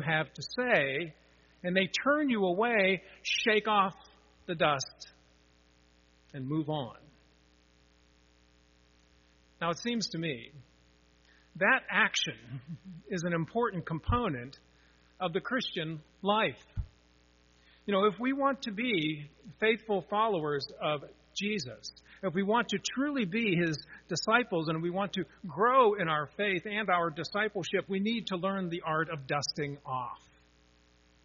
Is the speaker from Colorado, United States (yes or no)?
no; Pittsburgh, Pennsylvania, United States; I grew up in Pittsburgh